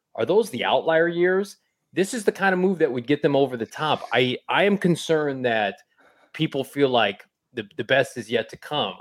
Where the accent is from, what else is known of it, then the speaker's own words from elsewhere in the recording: Bloomington, Illinois, United States; Bloomington, Illinois, my hometown